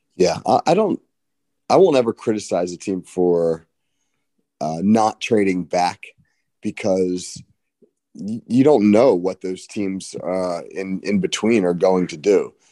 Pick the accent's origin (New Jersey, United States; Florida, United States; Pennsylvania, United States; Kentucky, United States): New Jersey, United States; Ocean City; I'm from Ocean City, New Jersey